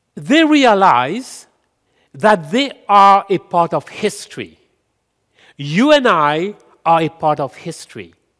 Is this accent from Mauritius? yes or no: yes; Mauritius; also born or lived in India (ancestry); now in Canada; I am from Mauritius